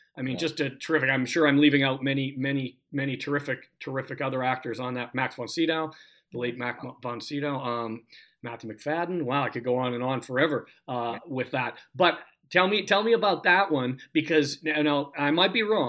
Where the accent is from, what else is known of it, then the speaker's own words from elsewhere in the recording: Canada; being a Canadian boy